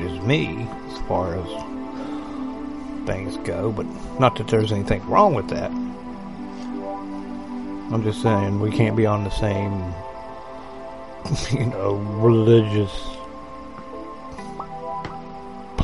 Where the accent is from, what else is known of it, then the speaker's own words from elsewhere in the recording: West Virginia, United States; I grew up in West by God, Virginia, so I am familiar with roaming around in the woods